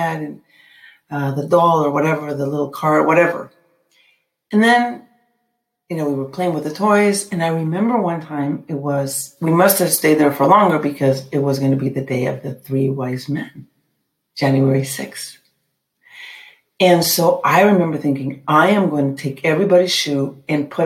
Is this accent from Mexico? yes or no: yes; Mexico City, Mexico; when I was growing up in Mexico City